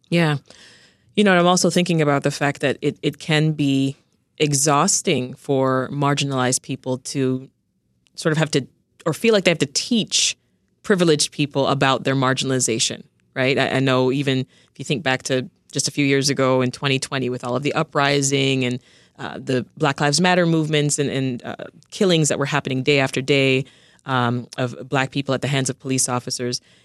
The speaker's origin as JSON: {"language": "English", "town": "Toronto", "region": "Ontario", "country": "Canada", "tie": "born or raised there", "also_born_or_lived": "Jamaica", "said": "I spent the, the next part of my life growing up in Toronto, Canada. When we left Jamaica, that's where we went to."}